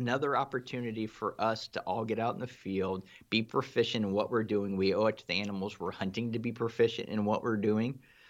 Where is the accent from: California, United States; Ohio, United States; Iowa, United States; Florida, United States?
Ohio, United States; I'm from Ohio myself.